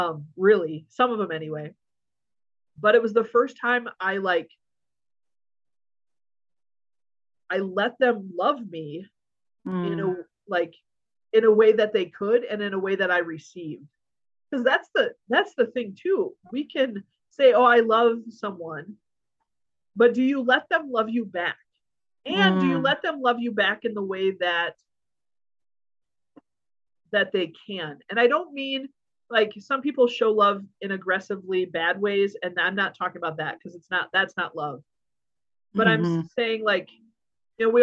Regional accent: United States; also born or lived in Hungary; I'm an American who doesn't speak Hungarian

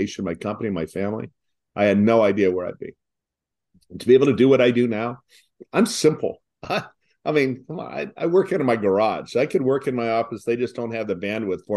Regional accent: Long Beach, California, United States; we're from Long Beach

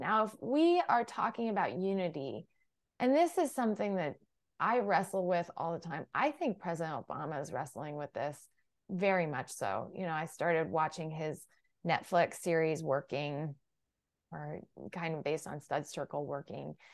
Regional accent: Galesburg, Illinois, United States; also born or lived in Iowa / Kansas; I was raised from fifth grade on in Galesburg, Illinois, but I grew up along the Mississippi and was born in Kansas

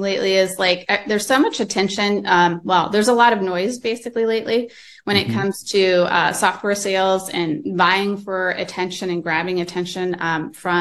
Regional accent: Fresno, California, United States; also born or lived in San Diego; I grew up in the Central Valley. So Fresno, Visalia area

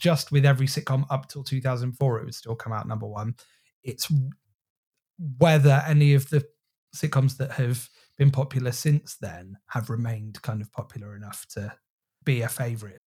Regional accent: Thornbury, South West England, United Kingdom; that shop is based on a shop from my hometown, uh, called Riddiford's in Thornbury

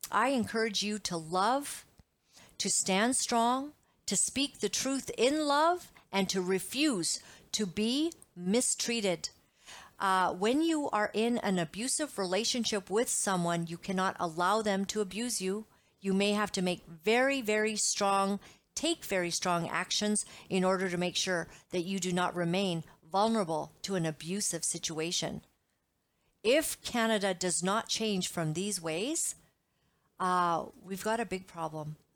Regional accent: Uganda; I grew up in Uganda. I was born a small white child in Uganda, East Africa.

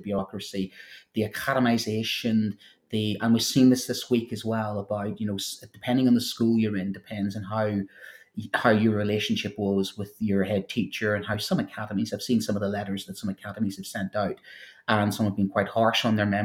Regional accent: Northern Ireland, United Kingdom; accent: Northern Irish; trying to do French with a Northern Irish accent

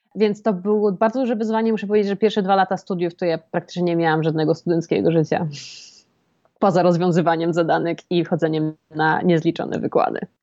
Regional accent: Poland

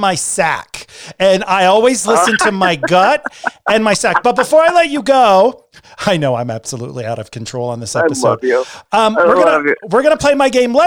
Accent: Connecticut, United States; I was born in Connecticut

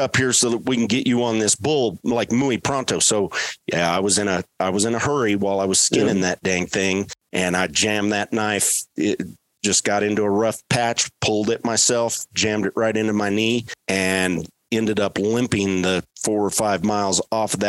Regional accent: West Texas, United States; growing up in West Texas, where I was raised

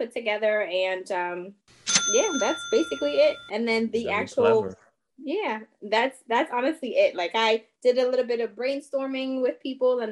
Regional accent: Montreal, Quebec, Canada; first language French; English is a second language; moved away as an adult; now in Washington, D.C., United States; I'm from Montreal, Canada. So of course, my first language is French

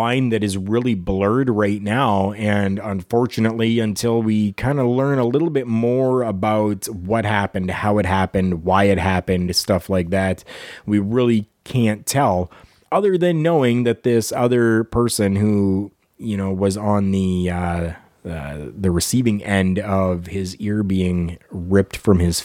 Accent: Canada

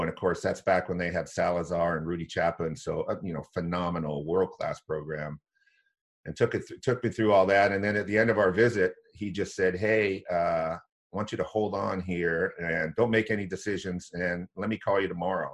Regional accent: Corvallis, Oregon, United States; I grew up in Corvallis

